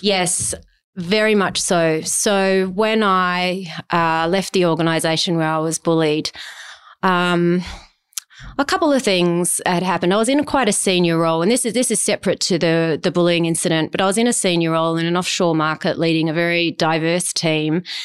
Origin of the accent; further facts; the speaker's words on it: Adelaide, South Australia, Australia; also born or lived in Mount Gambier; I grew up in Adelaide